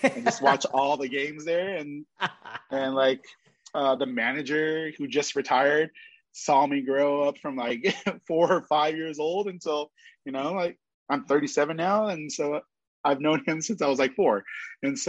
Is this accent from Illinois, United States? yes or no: no; Pasadena, California, United States; also born or lived in San Gabriel; I was born in Pasadena. And then I live in San Gabriel